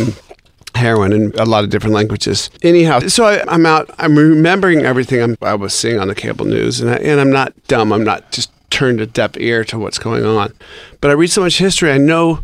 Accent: Seattle, Washington, United States; my hometown of Seattle

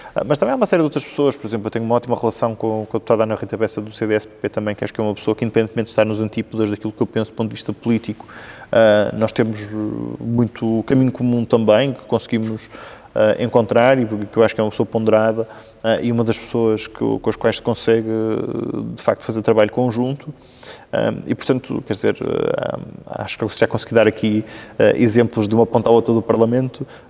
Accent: Vila Nova de Gaia, Norte, Portugal; also born or lived in Santa Marinha / Mafamude / Arcozelo; de facto sou natural de Santa Marinha e portanto nos meus primeiros dois anos de vida um, vivi aí. Depois mudei-me para o lado, uh, para Mafamudo, que é, que é a minha freguesia de, de Vila Nova de Gaia

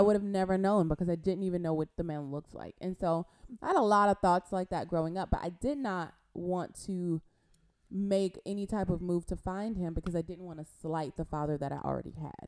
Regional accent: Compton, California, United States; from Compton, California. Yay! I'm from California

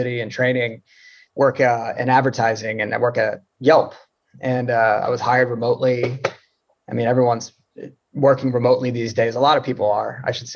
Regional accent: Florida, United States; growing up in Florida, you play baseball.

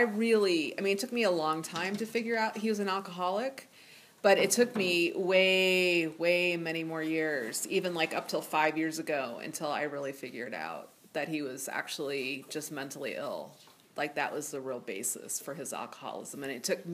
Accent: Ohio, United States; moved away as an adult; I grew up in Ohio, and I grew up in a small town of 8,000 people where everybody knew everybody.

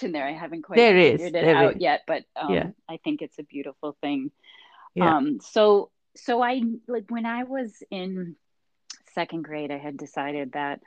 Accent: Minneapolis, Minnesota, United States; moved away as an adult; also born or lived in Chapel Hill, North Carolina; growing up in Minneapolis

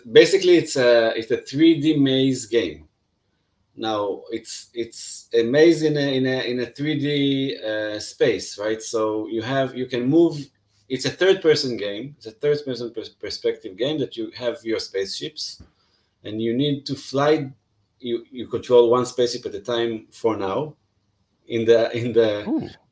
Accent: Israel; i come from Israel

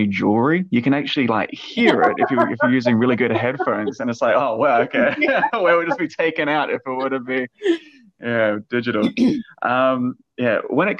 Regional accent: Australia; A lot of people say that I don't really sound Australian. I sound more neutral as well.

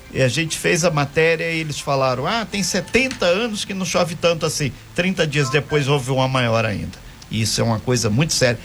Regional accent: Minas Gerais, Brazil; now in Angra dos Reis, Brazil; lá em Minas, lá na minha região

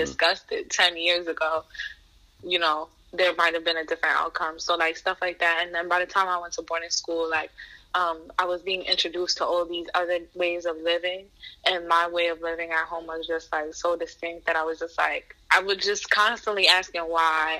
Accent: New York City, New York, United States; I was born and raised in Queens, New York

